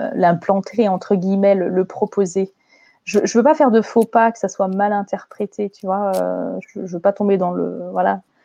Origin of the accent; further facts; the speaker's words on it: France; moi, je suis née en France, j'ai une culture française.